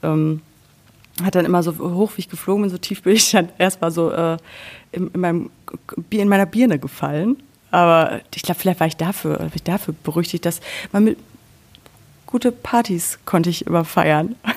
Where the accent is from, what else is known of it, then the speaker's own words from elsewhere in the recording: Sauerland, North Rhine-Westphalia, Germany; moved away as an adult; also born or lived in Cologne; now in Berlin, Germany; ich bin im Sauerland groß geworden